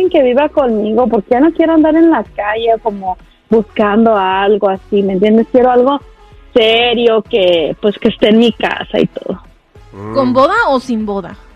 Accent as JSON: {"language": "Spanish", "region": "Jalisco", "country": "Mexico", "lives_now": "Los Angeles, United States", "said": "De originario de Jalisco, pero vivo aquí en Los Ángeles. Altos de Jalisco"}